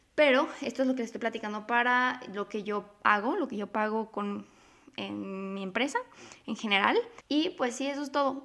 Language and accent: Spanish; Mexico; mi país, que es México